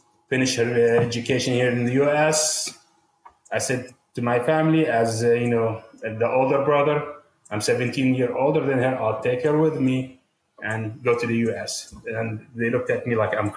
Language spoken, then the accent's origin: English; Jordan; moved away as an adult; also born or lived in Qatar / Amman, Jordan; now in United States; I'm from Jordan, but I was born in Qatar